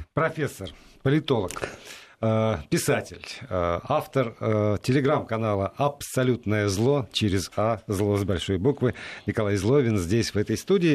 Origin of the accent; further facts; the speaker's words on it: Perm, Perm Krai, Russia; Пермь — это го, место, где родился Заратустра, Дягилев и я